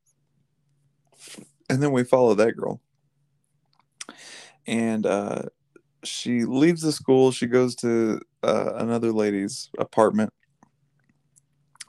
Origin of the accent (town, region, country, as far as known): United States